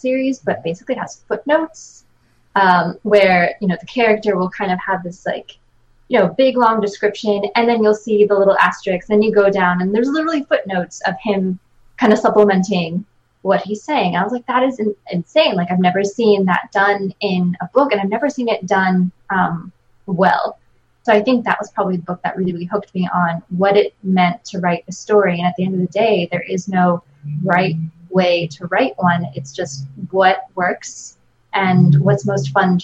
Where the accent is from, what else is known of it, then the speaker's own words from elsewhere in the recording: Chadds Ford / Kennett Square area, Pennsylvania, United States; I grew up kind of in Chatsworth, Kent Square area